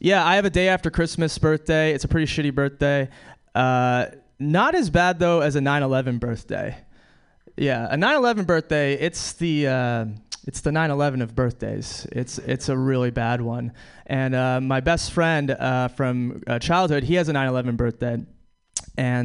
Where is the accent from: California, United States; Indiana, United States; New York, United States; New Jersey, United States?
New York, United States; New York City; I'm from New York City, which is cool, but I was born and raised on the Upper East Side of Manhattan